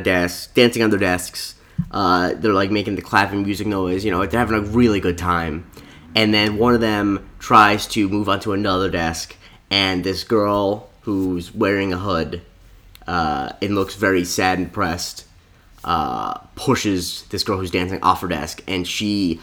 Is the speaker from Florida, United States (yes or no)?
yes; Florida, United States; You and I, we're both from Florida.